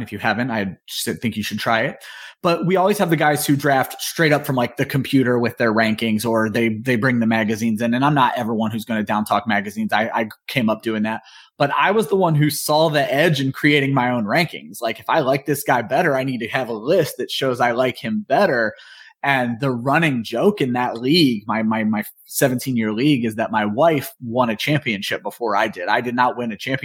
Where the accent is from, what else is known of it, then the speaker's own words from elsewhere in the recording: Northeast Ohio, United States; moved away as an adult; also born or lived in Georgia; I was born and raised in Northeast Ohio, basically lived there my entire life